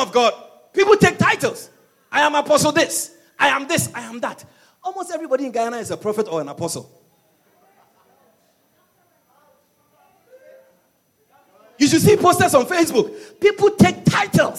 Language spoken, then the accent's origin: English; Ashanti, Ghana; moved away; also born or lived in Europe; I wasn't born here. I was born in Ghana. I'm from the Ashanti region. And I migrated to Europe